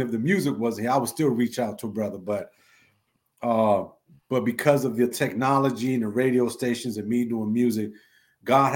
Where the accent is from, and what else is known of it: Washington, District of Columbia, United States; born or raised there; accent: New York; also born or lived in Lower East Side, Manhattan, New York